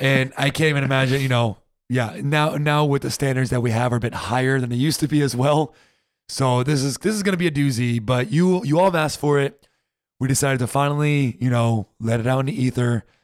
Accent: United States; moved away as an adult; now in Germany; as an American

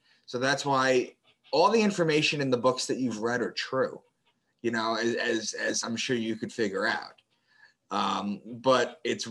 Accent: New York, United States; moved away as an adult; also born or lived in Boston; I moved to Boston for a new job. I'm from New York, and I moved to Boston for a new job.

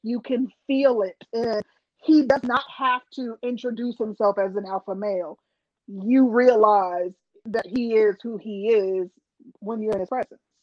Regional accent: Milwaukee, Wisconsin, United States; I'm from Milwaukee

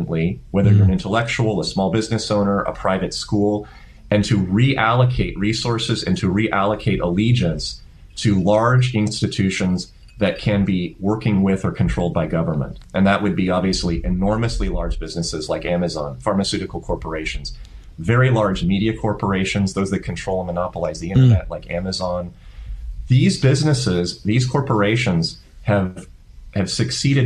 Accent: United States; I am here in my home country

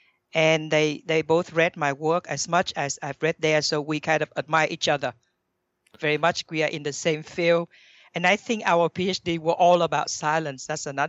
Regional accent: Thailand; also born or lived in Vietnam; I was born in Vietnam. But then very early on, I moved to Thailand.

